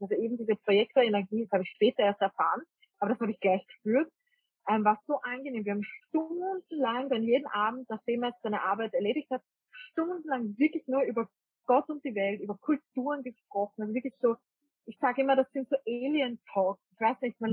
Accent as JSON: {"language": "German", "region": "Vienna", "country": "Austria", "also_born_or_lived": "rural Austria", "moved": "as an adult", "said": "ursprünglich komme ich eigentlich aus Wien. Und ich bin eigentlich eine typische Wienerin"}